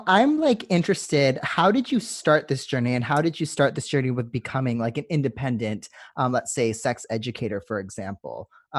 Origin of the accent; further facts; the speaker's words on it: Canada; now in Australia; Now, I'm from Canada and living in Australia